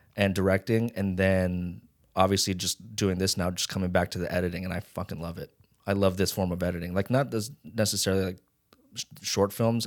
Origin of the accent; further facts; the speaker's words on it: Las Vegas, Nevada, United States; also born or lived in Hawaii; now in Los Angeles, United States; I was born in Hawaii and then raised in Vegas